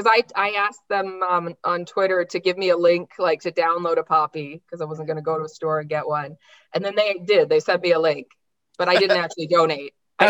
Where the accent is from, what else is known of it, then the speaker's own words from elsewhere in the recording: Canada; We are Canadian